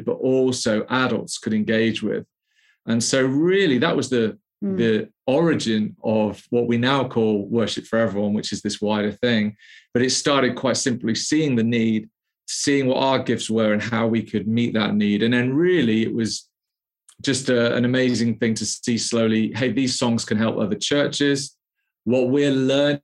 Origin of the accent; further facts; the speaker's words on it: the Wirral, North West England, United Kingdom; moved away as an adult; also born or lived in London; now in Birmingham, United Kingdom; I grew up in the Wirral